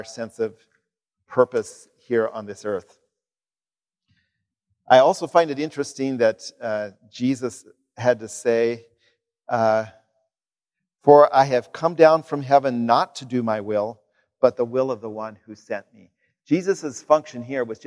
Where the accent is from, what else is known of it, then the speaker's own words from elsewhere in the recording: Kansas, United States; moved away; my home state of Kansas